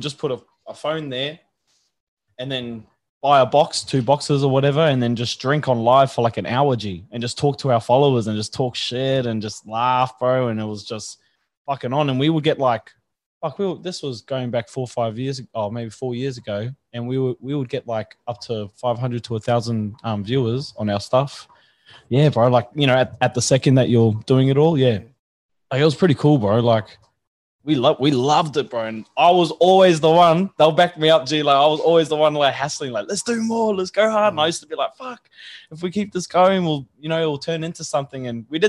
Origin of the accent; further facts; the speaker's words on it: Brisbane, Queensland, Australia; also born or lived in Canberra / Sydney; Yeah, bro, yeah. I was born in Brisbane, and then I did a little bit in Canberra and Sydney, and then moved back up here in like 2003, bro.